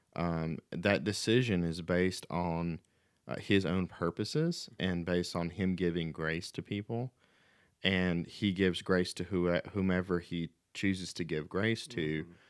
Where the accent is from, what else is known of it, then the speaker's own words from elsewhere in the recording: the Bible Belt, United States; growing up in the Bible Belt in America